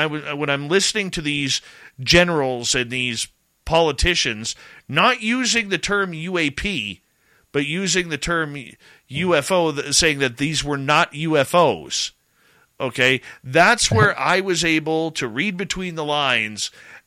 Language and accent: English; Canada; I'm Canadian